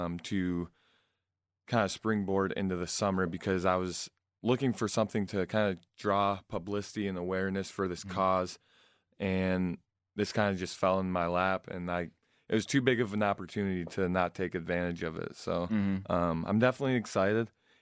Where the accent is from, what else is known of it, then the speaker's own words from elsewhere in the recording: Flushing, Michigan, United States; also born or lived in South Carolina; I'm from Flushing, Michigan. I graduated there. My family currently lives in South Carolina right now, though.